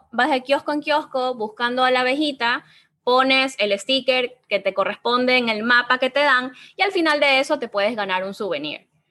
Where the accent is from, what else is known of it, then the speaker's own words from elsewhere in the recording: Ecuador; somos ecuatorianos, no somos mexicanos